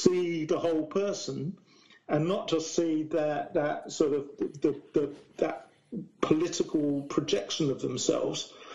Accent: Essex, East of England, United Kingdom; now in Brighton, United Kingdom; I grew up in Essex, not in Basildon in Essex

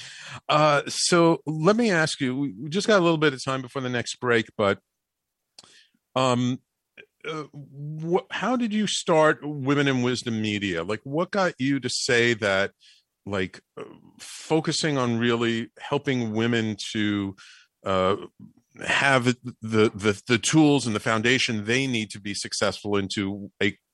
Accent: New York, United States; as a little kid growing up in the Bronx

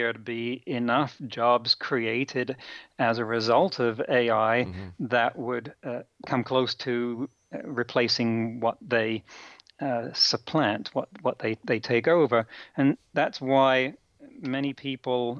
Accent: England, United Kingdom; now in United States; I come from England

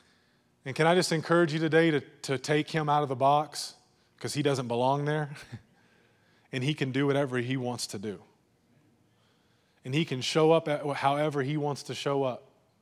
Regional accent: Texas, United States; we got to be careful of growing up in the Bible Belt and in West Texas.

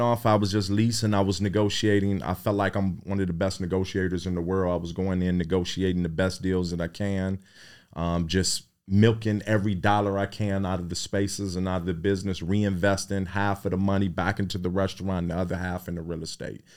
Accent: Cleveland, Ohio, United States; I was raised in Midtown, sixty-eighth and Carnegie

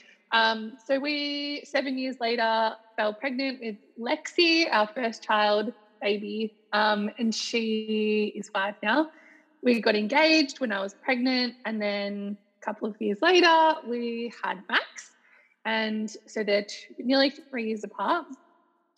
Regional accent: Mornington Peninsula, Victoria, Australia; also born or lived in Perth, Western Australia; I grew up basically most of my life on a place called the Mornington Peninsula, which is about an hour from Melbourne City

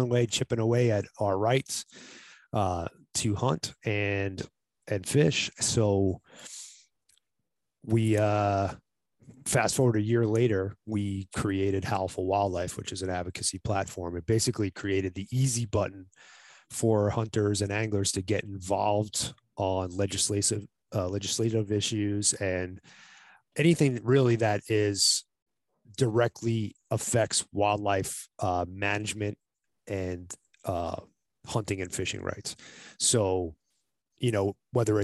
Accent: New York, United States; now in Arizona, United States; I live in Arizona, been living here since 91, but I'm originally from New York

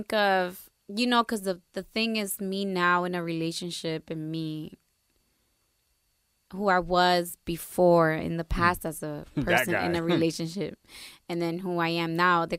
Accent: New Jersey, United States; Growing up in Jersey, mini DR, we all came from very strict households.

